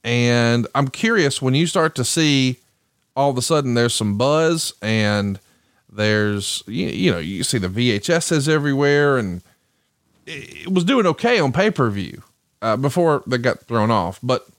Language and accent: English; Alabama, United States; I'm from Alabama